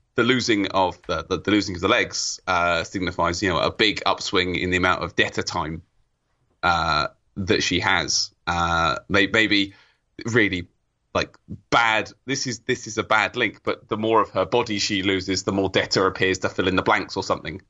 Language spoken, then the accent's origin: English; England, United Kingdom; I'm from England